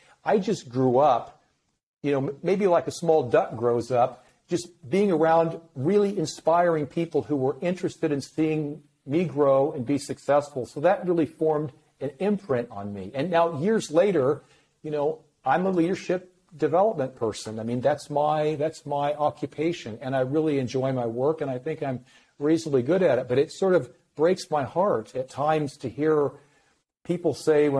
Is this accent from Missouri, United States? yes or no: no; Iowa, United States; I grew up in Iowa, the Midwest